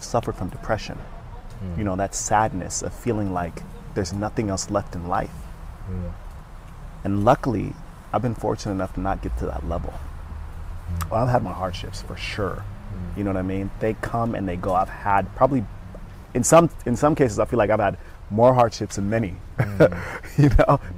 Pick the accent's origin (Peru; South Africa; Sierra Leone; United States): Sierra Leone; I was born in Sierra Leone, West Africa.